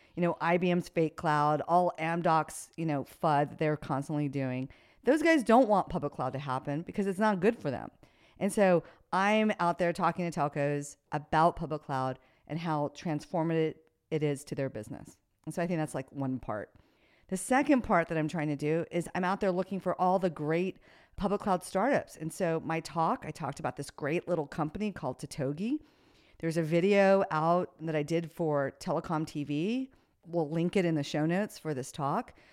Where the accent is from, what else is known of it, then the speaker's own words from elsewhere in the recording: United States; I'm an American